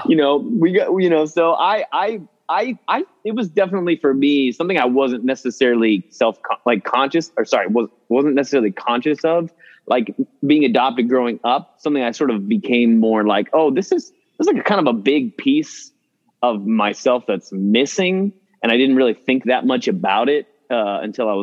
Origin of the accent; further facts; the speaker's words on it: Dallas, Texas, United States; moved away as an adult; also born or lived in Houston / Austin; now in New York, United States; I was in Dallas till about the time I was like 18 or 19, and I've been in New York ever since. But yeah, I grew up in Dallas